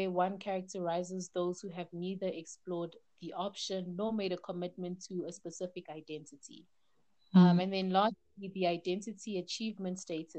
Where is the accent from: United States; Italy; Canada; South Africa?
South Africa; Gauteng; also born or lived in Democratic Republic of the Congo; I am Congolese, born in the DRC at the very heart of Africa. We lived there for the first 3 years of my life and have now been living in South Africa for the past 22 years